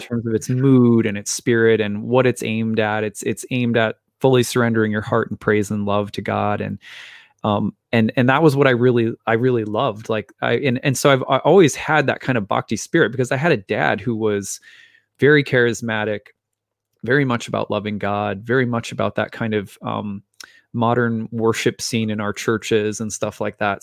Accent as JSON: {"language": "English", "region": "Minnesota", "country": "United States", "tie": "born or raised there", "said": "my dad was a minister here in Minnesota, and we moved around from church to church"}